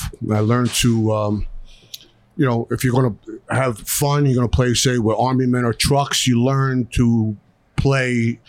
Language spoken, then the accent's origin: English; Philadelphia, Pennsylvania, United States; moved away; Born and raised in South Philadelphia